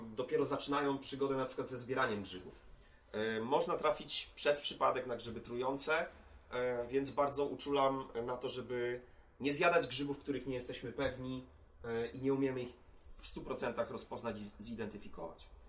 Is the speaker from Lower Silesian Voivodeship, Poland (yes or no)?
no; Łódź, Łódź Voivodeship, Poland; mojego rodzinnego miasta, czyli Łodzi.